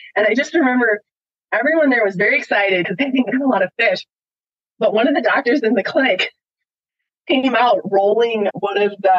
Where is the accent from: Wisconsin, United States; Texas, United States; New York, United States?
Wisconsin, United States; now in Washington, United States; I grew up in Wisconsin